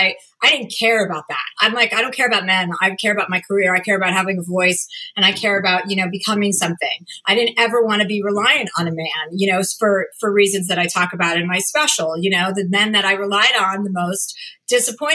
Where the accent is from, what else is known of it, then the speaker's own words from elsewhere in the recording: New Jersey, United States; I'm from New Jersey